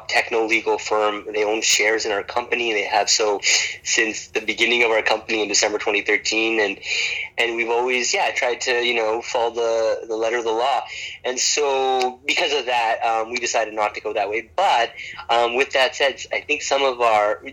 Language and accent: English; Canada; moved away as an adult; now in Bangalore, India; I'm originally from Canada, and my parents are from India, so I visited India quite often growing up.